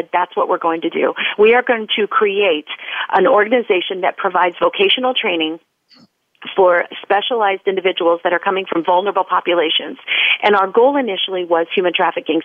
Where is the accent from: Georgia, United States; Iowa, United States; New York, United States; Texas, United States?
Iowa, United States; moved away as an adult; now in California, United States; I was born in California. I lived here for the first 10 years of my life, and then my family moved to Iowa, where I grew up